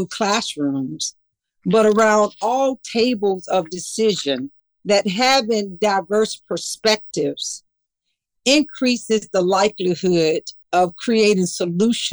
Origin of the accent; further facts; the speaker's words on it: the South, United States; moved away; my life experiences as an African-American woman growing up in the South